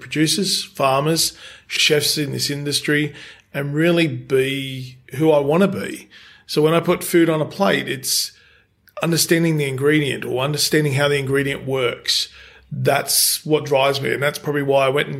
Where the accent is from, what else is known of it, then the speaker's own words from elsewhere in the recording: Penrith, New South Wales, Australia; I'm from Penrith.